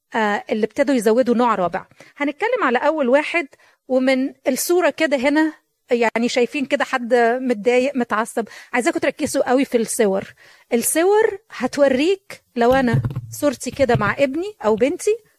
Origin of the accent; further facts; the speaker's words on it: Egypt; moved away as an adult; جيت من مصر